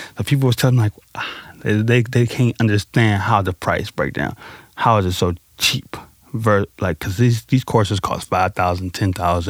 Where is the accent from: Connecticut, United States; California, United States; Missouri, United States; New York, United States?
Missouri, United States; St. Louis; I grew up in Pond Line and North Side City, St. Louis, over by Fairground Parks.